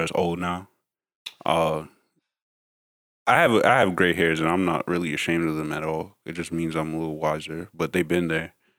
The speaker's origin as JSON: {"language": "English", "region": "New York", "country": "United States", "tie": "born or raised there", "said": "growing up in New York"}